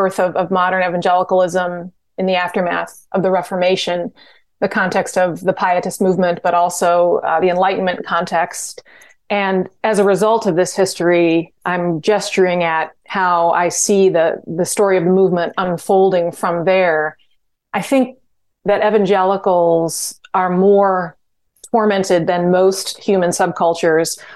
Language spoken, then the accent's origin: English; Glen Ellyn, Illinois, United States; moved away; when I grew up in DuPage County in Glen Ellyn